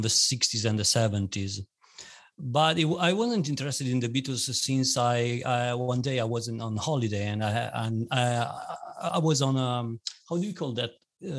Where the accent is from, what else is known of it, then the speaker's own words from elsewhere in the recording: Bologna, Emilia-Romagna, Italy; I'm from Italy, Bologna, which is a town which is in the northern part of Italy